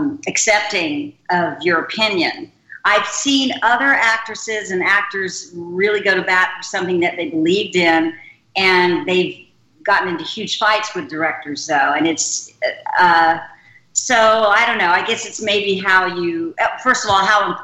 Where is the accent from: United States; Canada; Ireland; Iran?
United States; Georgia; also born or lived in Florida / England; Well, Georgia mainly, but my dad was in the Air Force, so he was stationed down in the Florida Panhandle for a few years. And then we were stationed in England for a couple of years. And then I guess when we moved back to Georgia